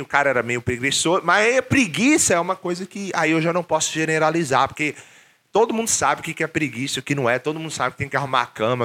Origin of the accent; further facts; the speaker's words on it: Brazil; moved away as an adult; Quando eu saí do Brasil pela primeira vez